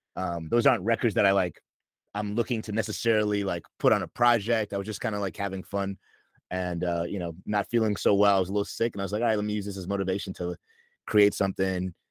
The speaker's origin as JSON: {"language": "English", "region": "New York", "country": "United States", "moved": "as an adult", "lives_now": "Los Angeles, United States", "said": "I'm from New York. Um and I moved to LA in November 2020"}